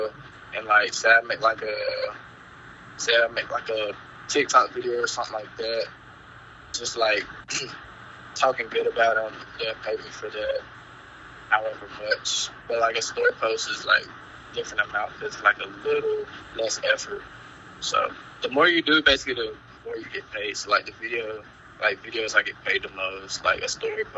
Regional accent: Charlotte, North Carolina, United States; born or raised there

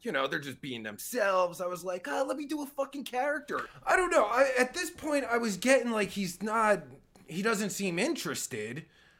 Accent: United States; Ah, that's where I'm from. Well, not originally, I'm from America.

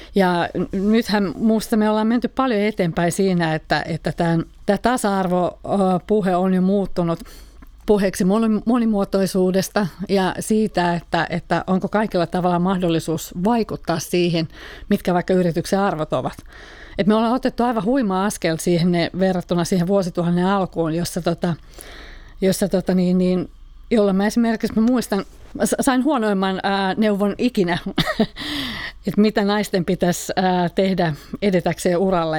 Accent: Finland; moved away; mä edustan kuitenkin sitä ikäpolvea, jota on Suomessa paljon, jolla ei ole opittu sijoittamista kotona

